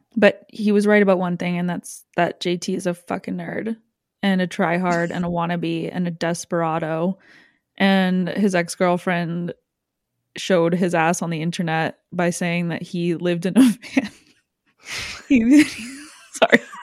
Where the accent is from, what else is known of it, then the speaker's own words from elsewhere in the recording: Canada; my life culturally whatsoever as a Canadian